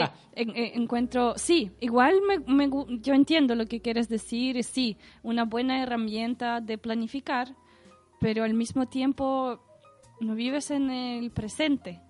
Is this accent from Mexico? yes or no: no; Saint Petersburg, Russia; Spanish is a second language; now in Chile; yo soy de San Petersburgo